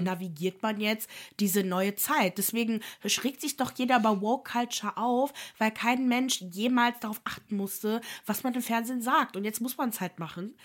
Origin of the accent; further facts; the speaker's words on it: Germany; ich bin, ich wohne in Deutschland, bin da geboren